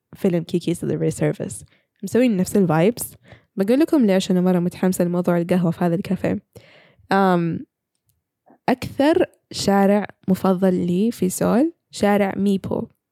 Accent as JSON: {"language": "Arabic", "country": "Saudi Arabia", "said": "عندنا في السعوديه"}